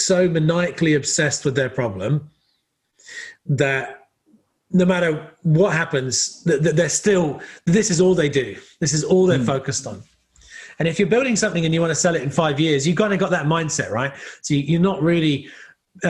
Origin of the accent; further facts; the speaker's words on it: Somerset, South West England, United Kingdom; moved away as an adult; also born or lived in California, United States; now in New Zealand; I grew up in England and in the West Country